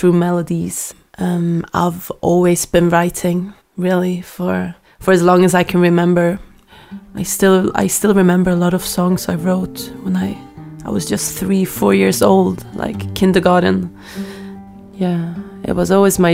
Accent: Stockholm, Stockholm County, Sweden; I grew up in Sweden, in Stockholm

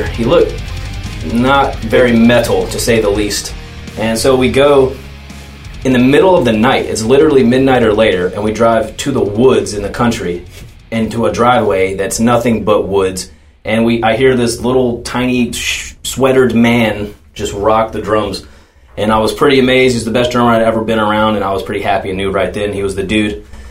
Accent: Charlotte, North Carolina, United States; I was raised in Charlotte, North Carolina my whole life

